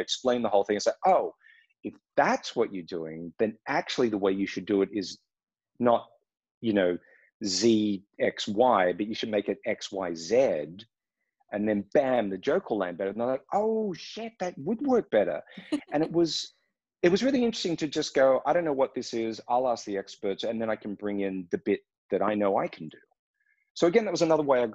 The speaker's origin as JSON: {"language": "English", "country": "Australia", "tie": "born or raised there", "also_born_or_lived": "Los Angeles, United States", "moved": "as an adult", "lives_now": "Berlin, Germany", "said": "I grew up in Australia"}